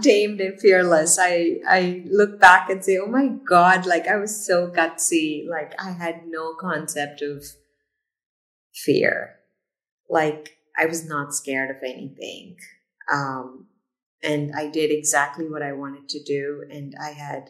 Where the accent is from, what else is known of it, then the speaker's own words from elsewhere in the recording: India; moved away; being in India or growing up in India